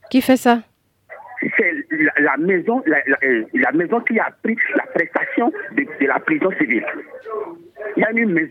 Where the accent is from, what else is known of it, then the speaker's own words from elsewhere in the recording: Porto-Novo, Ouémé, Benin; moi, je suis de Porte-Nouveau.